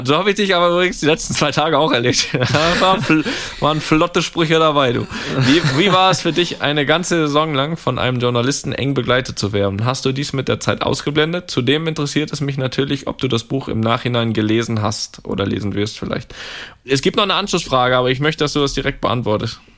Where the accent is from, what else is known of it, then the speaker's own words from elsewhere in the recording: Switzerland; nimmt es mich als Schweizer natürlich auch nimmt es